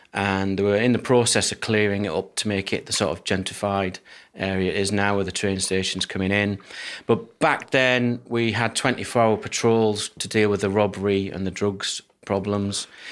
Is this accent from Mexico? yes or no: no; Durham, North East England, United Kingdom; moved away; I grew up in northeast of England, Durham, um, seaside town.